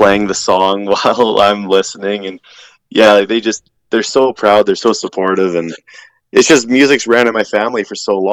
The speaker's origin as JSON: {"language": "English", "town": "Camrose", "region": "Alberta", "country": "Canada", "tie": "born or raised there", "said": "my hometown of Camrose"}